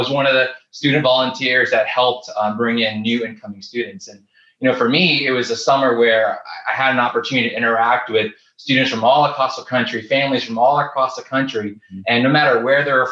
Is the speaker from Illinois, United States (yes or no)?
no; St. Petersburg, Florida, United States; I'm originally from St. Petersburg, Florida